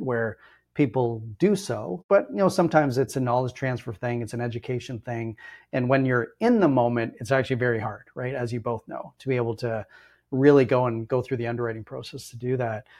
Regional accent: Ontario, Canada; I'm born and raised in Ontario

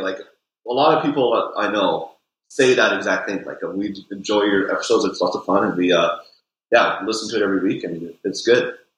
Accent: Vernon, British Columbia, Canada; also born or lived in Vancouver; now in Kelowna, Canada; I grew up in Vernon, so I've been in the Okanagan pretty much my whole life

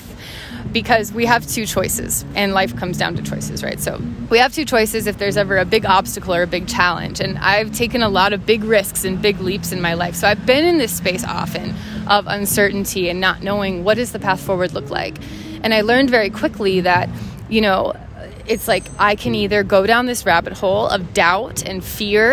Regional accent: Minnesota, United States; moved away; also born or lived in Ohio; grew up in Minnesota in this like very kind of sheltered community

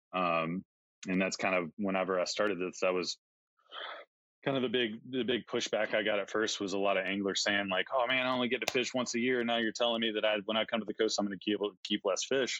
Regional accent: Georgia coast, United States; moved away as an adult; also born or lived in Montana; I grew up in Georgia on the coast.

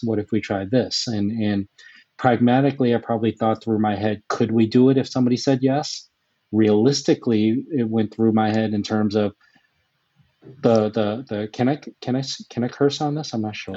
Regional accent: Boston, Massachusetts, United States; I grew up in the Boston area

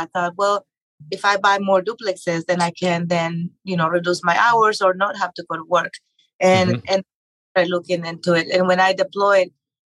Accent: Mexico; moved away; growing up in Mexico

